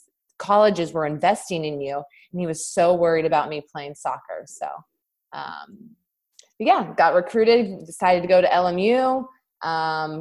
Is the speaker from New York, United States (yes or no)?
no; Southern California, United States; I grew up in Southern California